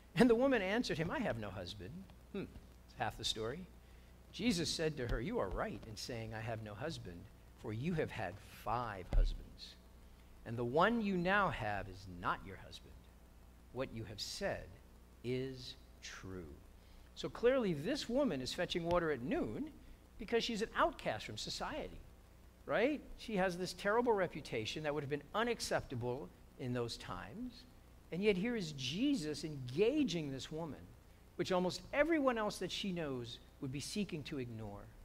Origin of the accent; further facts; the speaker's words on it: New York, United States; now in South Bay, United States; I'm a New Yorker